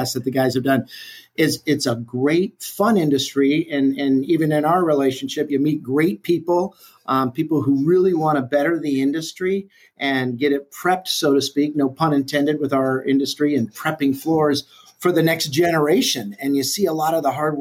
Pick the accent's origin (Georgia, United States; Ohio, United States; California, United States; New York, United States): California, United States; moved away as an adult; also born or lived in Chicago, Illinois; now in Dallas, United States; born in Chicago. And then at 3 years old, decided to move, family decided to move out to California. And I was brought up in California and moved to Dallas in 1997.